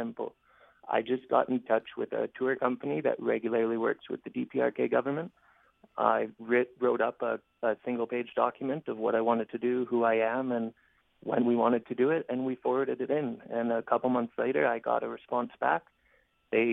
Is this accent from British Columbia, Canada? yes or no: yes; North Vancouver, British Columbia, Canada; moved away as an adult; I was born and raised in North Vancouver